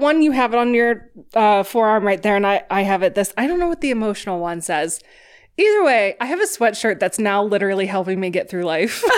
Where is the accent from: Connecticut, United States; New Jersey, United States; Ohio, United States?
Ohio, United States; moved away as an adult; now in New York City, United States; I'm from Ohio